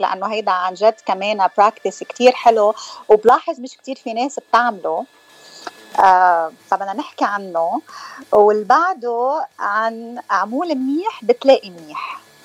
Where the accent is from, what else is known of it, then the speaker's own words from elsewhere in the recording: Hammana, Mount Lebanon, Lebanon; now in California, United States; من تخناي من لبنان اكشلي انا من حمانه